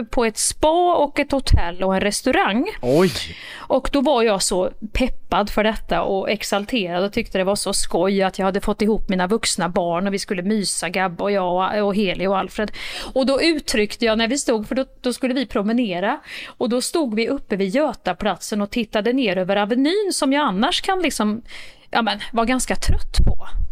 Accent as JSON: {"language": "Swedish", "region": "Värmland", "country": "Sweden", "accent": "Värmländska", "said": "min värmländska variant av pampigt"}